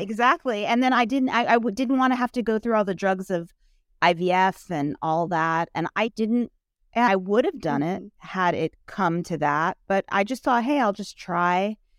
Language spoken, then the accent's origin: English; New York City, New York, United States; I grew up in New York City.